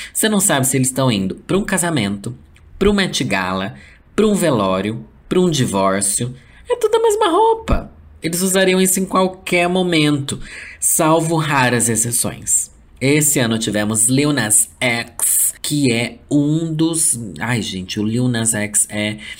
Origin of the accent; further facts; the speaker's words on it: Brazil; sendo brasileiro